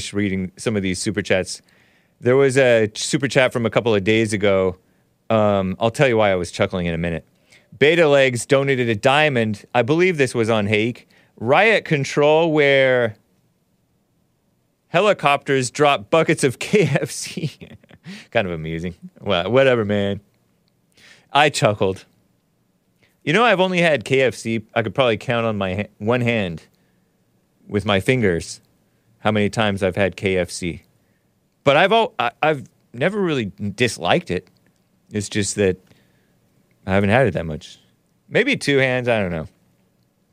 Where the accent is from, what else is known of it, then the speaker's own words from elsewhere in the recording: San Gabriel Valley, California, United States; I'm from San Gabriel Valley, too.